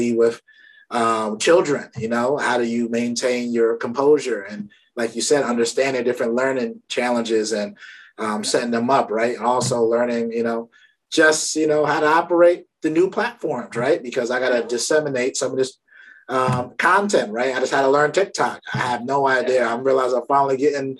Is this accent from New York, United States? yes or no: yes; New York City, New York, United States; my family's from Barbados. I grew up in Brooklyn